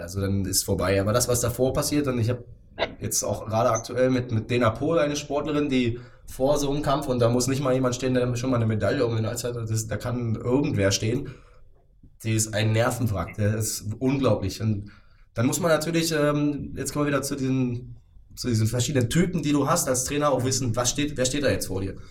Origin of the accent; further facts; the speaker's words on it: Potsdam, Brandenburg, Germany; ich fühle mich sogar sehr wohl hier in Potsdam. Ähm, wie du ja vorhin schon mal kurz anklingen lassen hast, ich bin hier geboren, aufgewachsen, habe hier studiert.